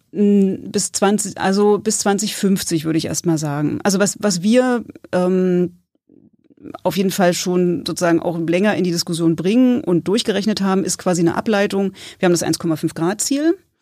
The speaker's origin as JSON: {"language": "German", "region": "Berlin", "country": "Germany", "tie": "born or raised there", "moved": "as an adult", "lives_now": "Greifswald, Germany", "said": "ich komme ursprünglich hier aus Berlin"}